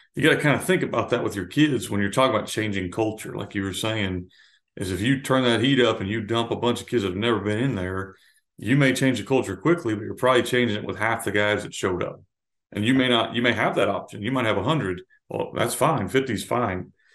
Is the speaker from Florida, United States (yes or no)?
yes; Florida, United States; now in Arkansas, United States; I grew up in Florida